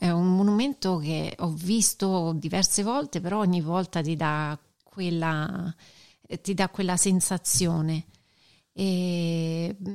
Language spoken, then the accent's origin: Italian; Rome, Lazio, Italy; da romana